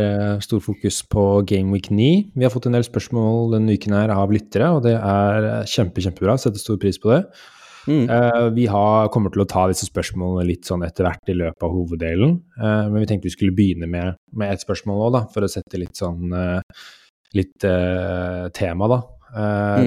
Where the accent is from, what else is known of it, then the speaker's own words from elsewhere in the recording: Norway; vi er nordmenn